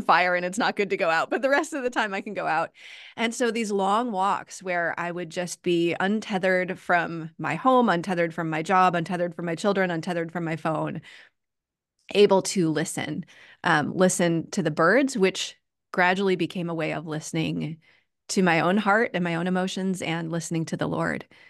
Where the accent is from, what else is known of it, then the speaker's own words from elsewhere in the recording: United States; I'm an American